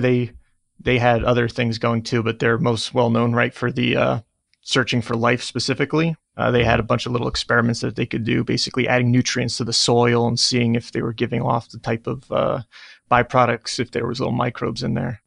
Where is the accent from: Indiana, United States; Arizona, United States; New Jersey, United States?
New Jersey, United States; I'm from New Jersey